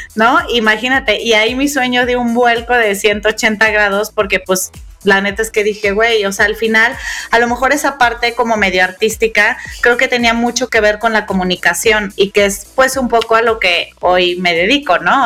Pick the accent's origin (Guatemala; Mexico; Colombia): Mexico; Guadalajara, Jalisco; las dos somos tapatías